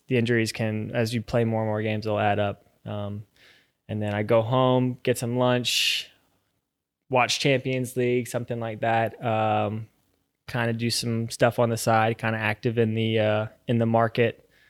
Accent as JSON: {"language": "English", "town": "Virginia Beach", "region": "Virginia", "country": "United States", "tie": "born or raised there"}